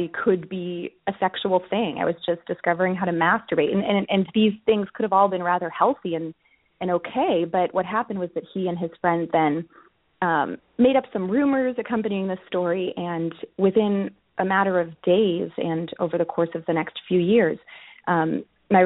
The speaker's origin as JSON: {"language": "English", "town": "Boston", "region": "Massachusetts", "country": "United States", "tie": "born or raised there", "said": "I grew up in the Boston area."}